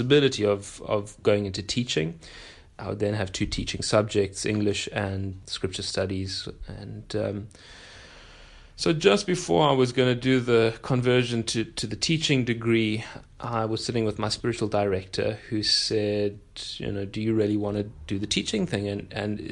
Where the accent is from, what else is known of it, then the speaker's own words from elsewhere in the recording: Pietermaritzburg, KwaZulu-Natal, South Africa; I was born in Pietermaritzburg, which is pretty close to Durban.